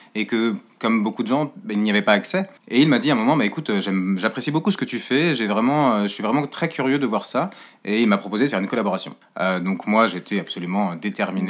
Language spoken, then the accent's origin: French; Le Mans, Pays de la Loire, France; moved away; je suis originaire du Mans à la base